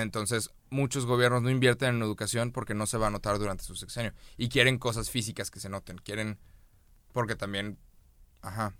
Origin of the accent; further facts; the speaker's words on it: Mexico; nos estamos uniendo todos como mexicanos